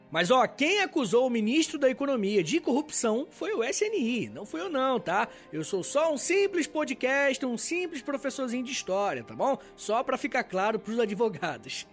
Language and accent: Portuguese; Rio de Janeiro, Brazil; o Rio de Janeiro, minha terra